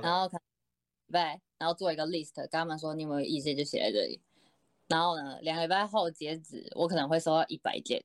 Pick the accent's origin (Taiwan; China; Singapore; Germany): Taiwan; 我是台湾人啦